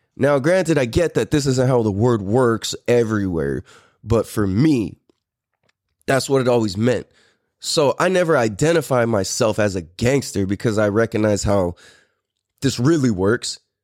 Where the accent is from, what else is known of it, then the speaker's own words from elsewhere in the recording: San Diego, California, United States; also born or lived in Clairemont, San Diego / Poway / Hawaii / Temecula; I am really, really from Mira Mesa.